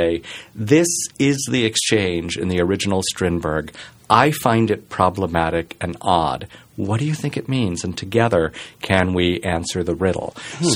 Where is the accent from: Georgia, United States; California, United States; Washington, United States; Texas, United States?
Texas, United States; Dallas; moved away; as a kid growing up in Texas